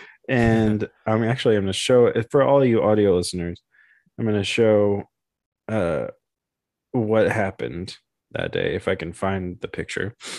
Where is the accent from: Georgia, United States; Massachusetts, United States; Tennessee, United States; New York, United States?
Tennessee, United States; Memphis; growing up in Memphis and then getting into Memphis hip hop